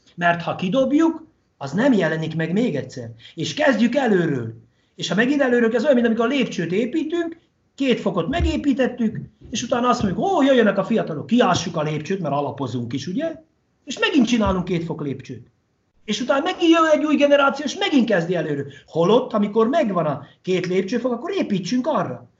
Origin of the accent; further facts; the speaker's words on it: Hungary; magyarok vagyunk